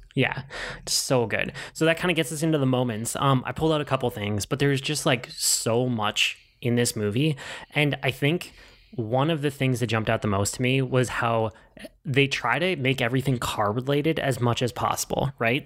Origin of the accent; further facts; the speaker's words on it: Minnesota, United States; a native Minnesotan